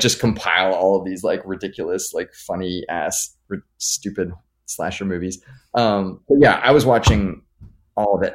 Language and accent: English; Los Angeles, California, United States; I grew up here in Los Angeles